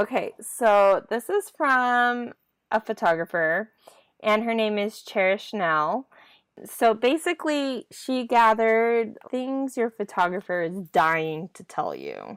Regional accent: Idaho, United States; I grew up in Idaho

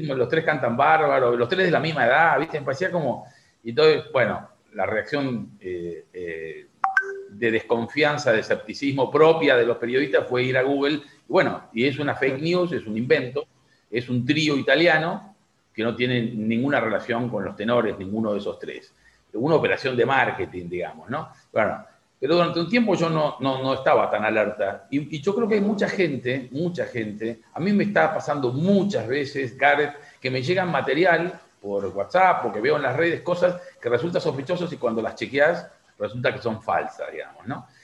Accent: Argentina; como argentino

